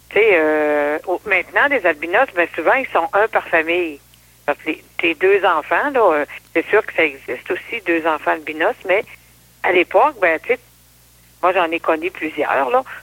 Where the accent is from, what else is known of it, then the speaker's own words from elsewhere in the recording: Haute-Mauricie, Quebec, Canada; suis né en 52, plus précisément. C'est ça. Je suis née à Tarens. ah, c'est un, un village en Haute-Mauricie.